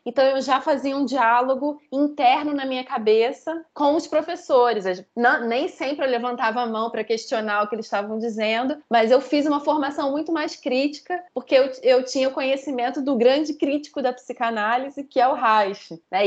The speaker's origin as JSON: {"language": "Portuguese", "region": "Rio de Janeiro", "country": "Brazil", "accent": "carioca", "moved": "as an adult", "lives_now": "Chapecó, Brazil", "said": "Atualmente eu falo de Chapecó, Santa Catarina, mas meu sotaque não engana, sou carioca e devo voltar para o Rio de Janeiro em breve"}